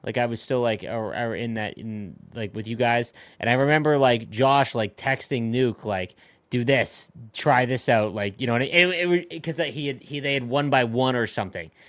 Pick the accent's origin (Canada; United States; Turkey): Canada; I'm from Canada